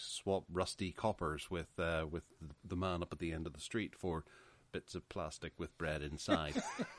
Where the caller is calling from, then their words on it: Northern Ireland, United Kingdom; Well, I'm coming from Northern Ireland. I'm in my house, but I work every day, sometimes from home, sometimes in work.